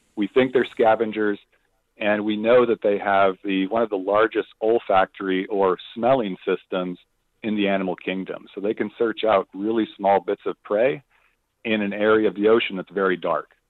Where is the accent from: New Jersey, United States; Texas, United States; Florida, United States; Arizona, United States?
Arizona, United States; Phoenix; I grew up in Phoenix, Arizona